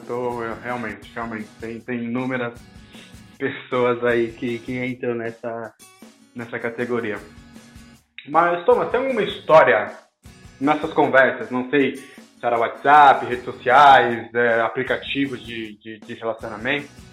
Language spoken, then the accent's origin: Portuguese; São Paulo, Brazil; somos de São Paulo